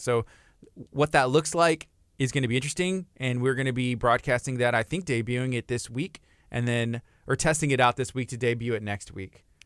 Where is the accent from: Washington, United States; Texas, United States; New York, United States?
Texas, United States; La Marque; I grew up right here in Lamarck, Texas